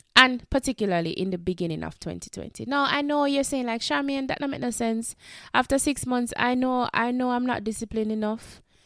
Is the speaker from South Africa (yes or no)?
no; Jamaica; we are from the Caribbean, we are from Jamaica